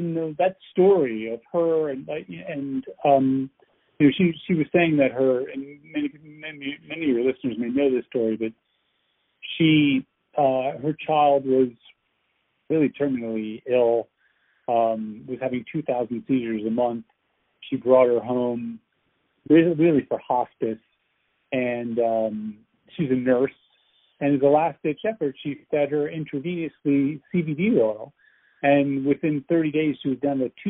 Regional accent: outside New York City, United States; moved away as an adult; now in California, United States; I'm from the East Coast. I grew up in, you know, outside New York City

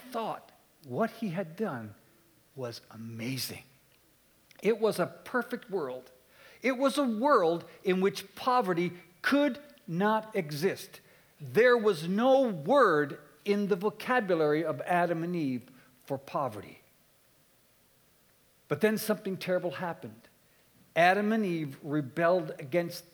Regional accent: Halifax, Nova Scotia, Canada; I come from Eastern Canada. I grew up in Halifax.

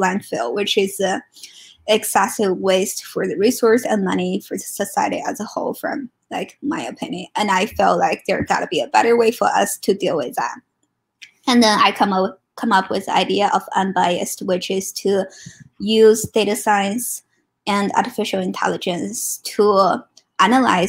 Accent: China; moved away as an adult; now in Ann Arbor, United States; I'm originally from China, and I came to US for grad school

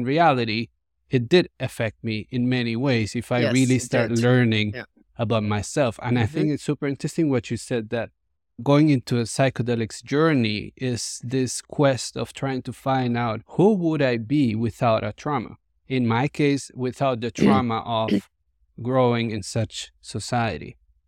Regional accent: Colombia; I grew up in Colombia in the 80s and the 90s, and that was full of violence, the war on drugs

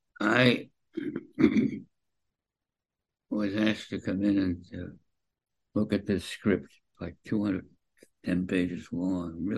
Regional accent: Boston, Massachusetts, United States; moved away; I was a kid from Boston

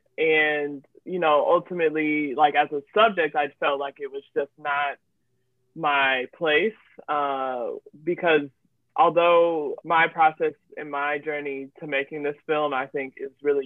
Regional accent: Indianapolis, Indiana, United States; moved away as an adult; now in Chicago, United States; I am originally from Indianapolis, and so that same Midwest energy.

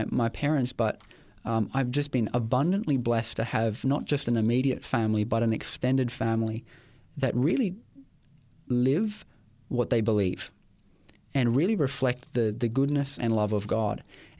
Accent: Ipswich, Queensland, Australia; It's my hometown. I know it's got a bit of a reputation, or had a bit of a reputation, but it's the place where I was born. It's the place where I grew up, and I've spent most of my life in that particular town.

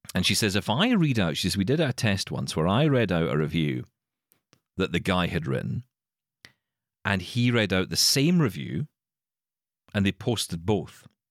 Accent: Glasgow, Scotland, United Kingdom; I'm from Glasgow

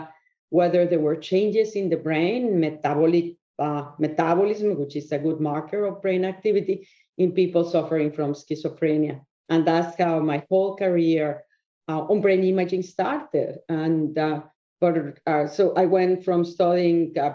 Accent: Mexico; moved away as an adult; I was born in Mexico. I went to medical school there

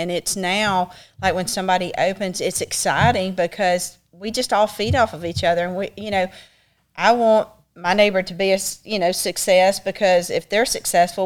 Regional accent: Childersburg, Alabama, United States; I grew up in Childersburg. Went to school there, graduated there

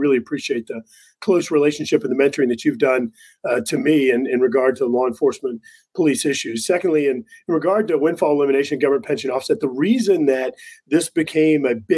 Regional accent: South Louisiana, United States; Born and raised in South Louisiana

